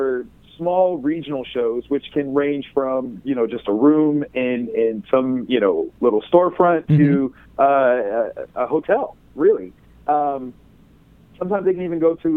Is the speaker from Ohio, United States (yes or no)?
yes; Columbus, Ohio, United States; Wizard World Columbus because that's my hometown